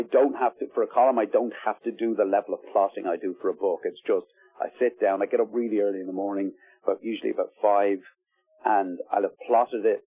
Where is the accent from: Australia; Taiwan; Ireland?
Ireland; Ballybrack, County Dublin; South Dublin, where I grew up in Ballybrack